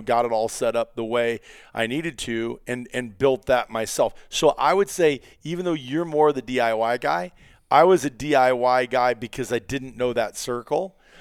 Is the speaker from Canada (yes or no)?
no; Iowa, United States; I grew up in Iowa